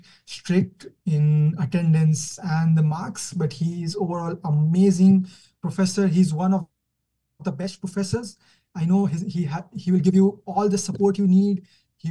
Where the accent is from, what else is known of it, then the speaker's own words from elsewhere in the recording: Kuwait; moved away as an adult; now in Canada; I'm from Kuwait. I'm born in Kuwait, born and brought up in Kuwait.